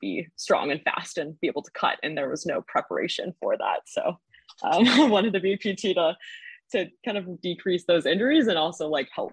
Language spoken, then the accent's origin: English; Southern California, United States; moved away as an adult; now in Boston, United States; I'm originally from Southern California, but came out here for school and went to Northeastern and then just ended up staying after college.